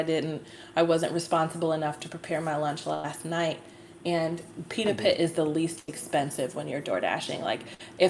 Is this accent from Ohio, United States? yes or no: yes; Cleveland, Ohio, United States; also born or lived in Toledo; I grew up in Cleveland, surrounded by city lights